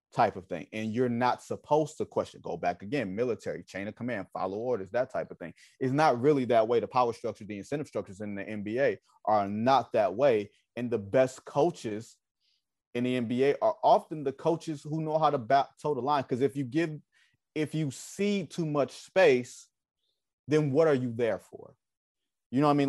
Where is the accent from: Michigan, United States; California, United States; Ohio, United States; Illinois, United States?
Michigan, United States; Detroit; I'm from Detroit